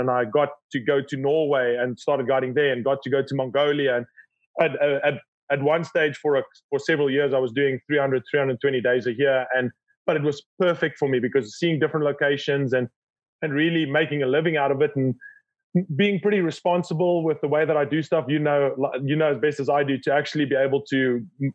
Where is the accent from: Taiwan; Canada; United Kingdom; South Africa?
South Africa; Born and raised in South Africa